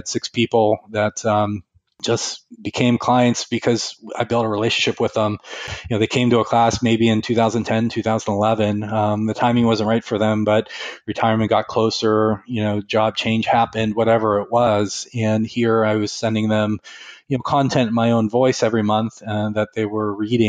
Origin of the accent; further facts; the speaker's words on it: Western Pennsylvania, United States; moved away as an adult; now in Northeast Ohio, United States; I grew up in Western Pennsylvania, and here I am in Northeast Ohio